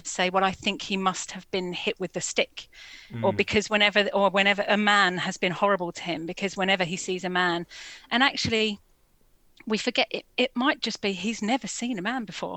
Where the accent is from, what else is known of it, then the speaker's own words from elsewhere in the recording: London, United Kingdom; I grew up in Finsbury Park in Holloway